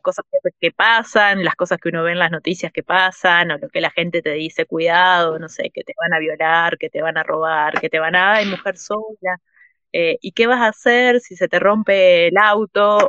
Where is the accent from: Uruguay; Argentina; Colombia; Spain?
Uruguay; moved away as an adult; also born or lived in Mexico; fuera de Uruguay, que en Uruguay es que tengo mi familia, los amigos de toda la vida, es como el lugar donde crecí